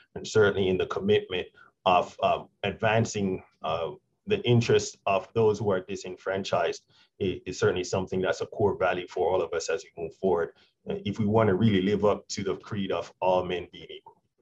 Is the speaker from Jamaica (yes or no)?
yes; Jamaica; moved away; I'm originally from Jamaica